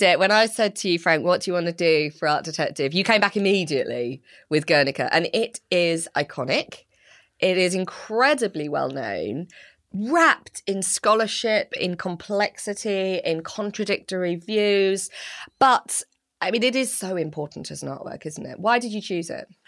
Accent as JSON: {"language": "English", "town": "Slough", "region": "South East England", "country": "United Kingdom", "tie": "born or raised there", "said": "I grew up in Slough"}